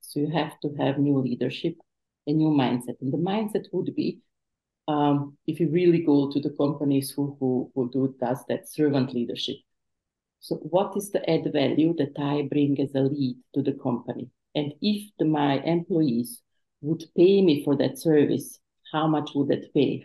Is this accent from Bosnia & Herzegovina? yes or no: yes; Bosnia & Herzegovina; moved away; I was refugee from the Bosnian War